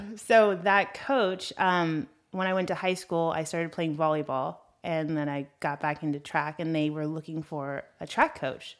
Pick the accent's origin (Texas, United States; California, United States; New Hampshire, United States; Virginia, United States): California, United States; Los Angeles; accent: valley girl; I grew up in Brentwood